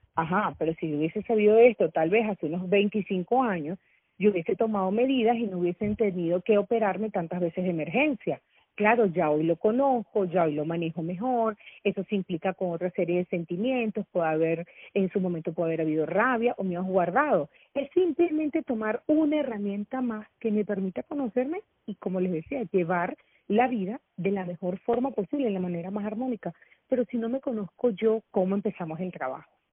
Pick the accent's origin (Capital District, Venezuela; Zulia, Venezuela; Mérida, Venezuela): Capital District, Venezuela; Caracas; yo nací en Caracas